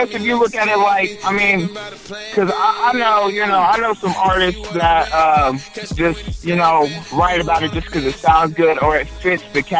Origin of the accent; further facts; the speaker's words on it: Delaware, Ohio, United States; now in Columbus, United States; originally I was from Delaware, Ohio, and everybody in Delaware knows me